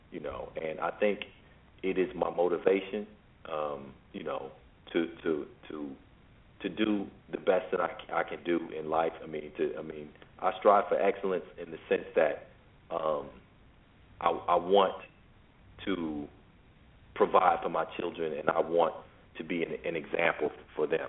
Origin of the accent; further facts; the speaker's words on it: Chicago, Illinois, United States; I'm from Chicago. I'm from what's called the ghetto